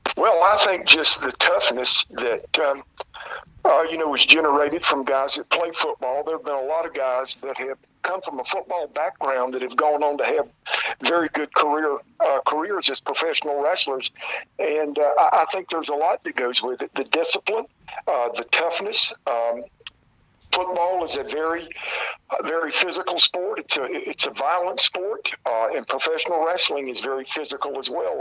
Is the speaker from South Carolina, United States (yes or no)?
yes; South Carolina, United States; I was born and raised here in South Carolina